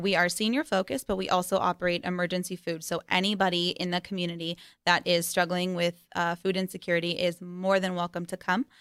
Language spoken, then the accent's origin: English; Las Vegas, Nevada, United States; growing up in Vegas, uh, is definitely interesting